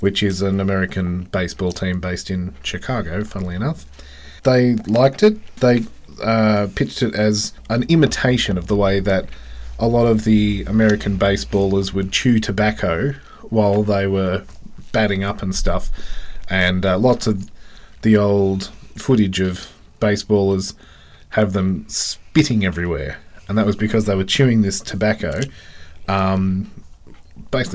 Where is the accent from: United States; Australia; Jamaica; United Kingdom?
Australia